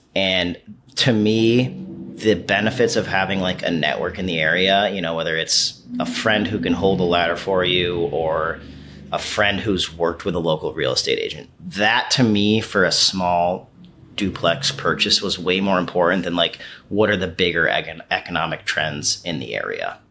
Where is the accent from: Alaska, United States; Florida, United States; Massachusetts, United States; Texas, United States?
Massachusetts, United States; Pittsfield; moved away; Pittsfield, Massachusetts. It's my hometown. It's where I was born. Um, I moved away for a long time